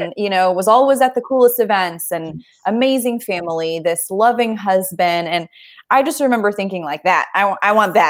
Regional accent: Indonesia; now in Kansas City, United States; growing up in Indonesia

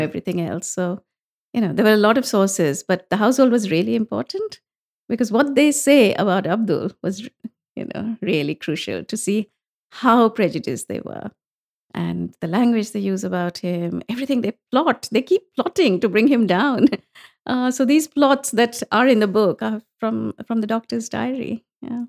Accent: India; growing up in India, it was all the classics.

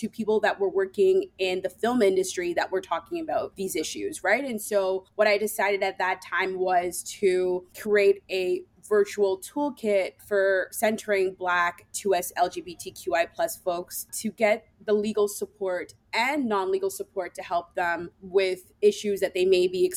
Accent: Toronto, Ontario, Canada; moved away as an adult; also born or lived in Ottawa, Canada; I am from Toronto, so it was a move actually to come to Ottawa

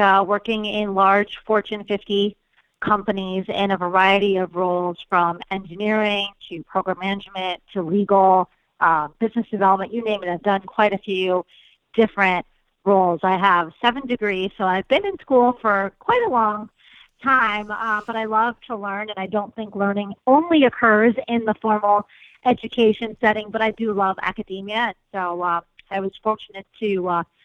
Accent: Chicago, Illinois, United States; I grew up in Chicago

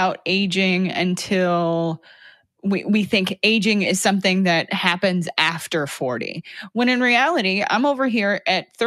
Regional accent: California, United States; moved away as an adult; also born or lived in the Northwest; I grew up in California and then went to college in the Northwest

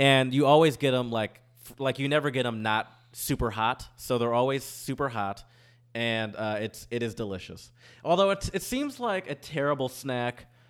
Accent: Michigan, United States; also born or lived in Louisiana; now in New Orleans, United States; I'm from Michigan

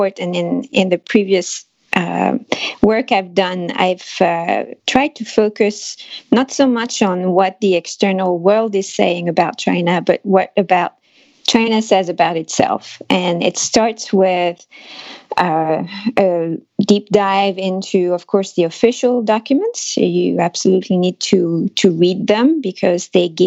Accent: France; accent: French; English is a second language; my French accent

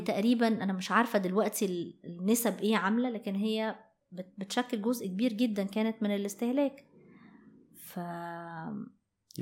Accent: Egypt; احنا عندنا في مصر

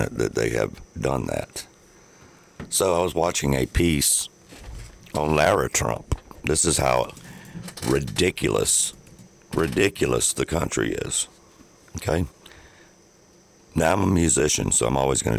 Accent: United States; We were born and raised in America.

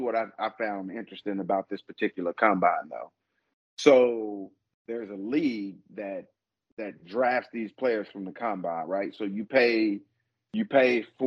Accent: Arkansas, United States; moved away; I'm from Arkansas

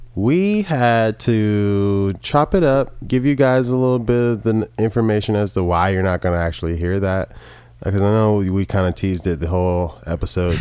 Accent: the South, United States; we're two dudes from the South

